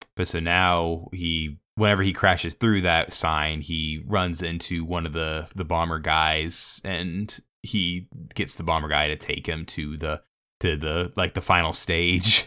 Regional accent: Savannah, Georgia, United States; growing up in Savannah

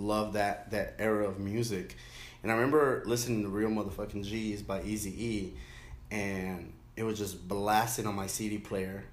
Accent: Inglewood, California, United States; also born or lived in Lennox, California / Carson, California / Newport Beach, California; I grew up in Englewood

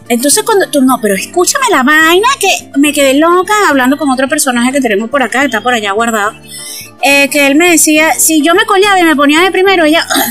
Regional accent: Los Llanos, Venezuela; yo también soy llanera y mi mamá es llanera

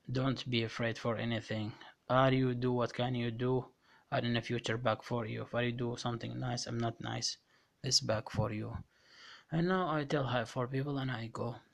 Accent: Iraq; moved away; طويلة طبعا اللي هو بلدي الحبيب وسافرت على أوروبا واستقريت الحمد لله والشكر وكملت كل شيء أوراقي ولجوئي واني لاجئ عراقي

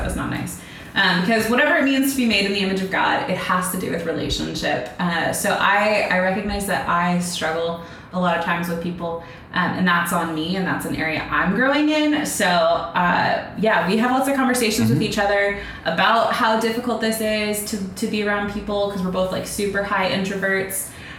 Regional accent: Pacific Northwest, United States; moved away; I grew up in the Pacific Northwest

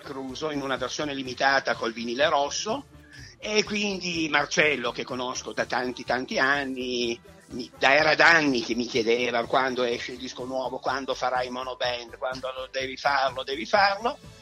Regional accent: Turin, Piedmont, Italy; noi siamo di Torino

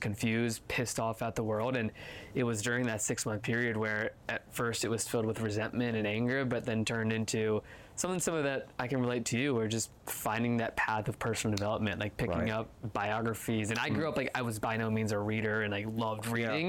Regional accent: Virginia, United States; I grew up in Virginia, East Coast

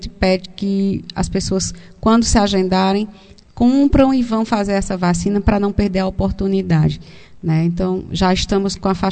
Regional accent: Brazil; mas a gente resiste, porque somos brasileiros e, e a gente precisa resistir

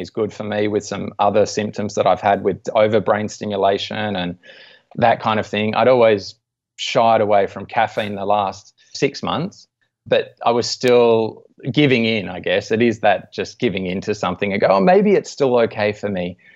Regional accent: Australia; being an Aussie and interested in sports as well

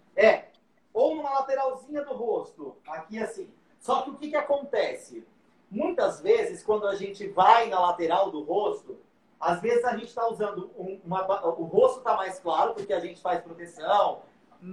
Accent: São José do Rio Preto, São Paulo, Brazil; eu sou de São José do Rio Preto, ah, interior de São Paulo

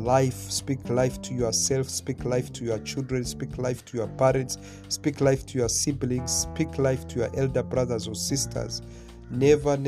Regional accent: Mombasa, Mombasa County, Kenya; where I grew up in Mombasa, Kenya

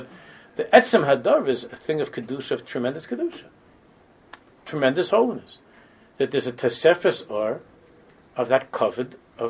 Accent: United States; because we grew up already in America this way

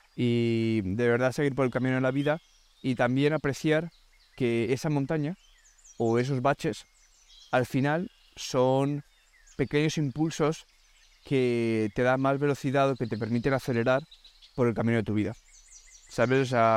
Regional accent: Alicante, Valencian Community, Spain; moved away as an adult; now in Denmark; Llevo tres años viviendo en Dinamarca y vengo de Alicante, de España

